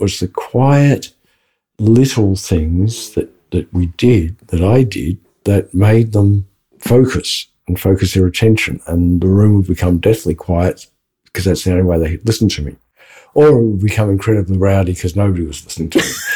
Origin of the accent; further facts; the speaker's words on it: Australia; I am Australian because I said Brisbane.